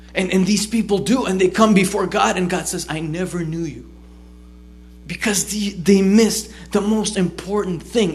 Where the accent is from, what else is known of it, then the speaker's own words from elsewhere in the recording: United States; also born or lived in Israel; I grew up here. I've I've I've already lived in America more than I lived there. It's like you know I'm. I'm, I'm an American